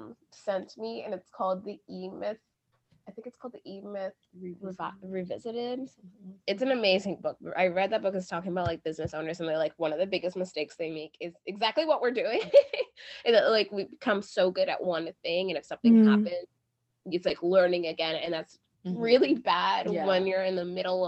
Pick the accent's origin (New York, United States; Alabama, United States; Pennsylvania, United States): New York, United States; New York City; moved away as an adult; now in Brooklyn, United States; we are from Queens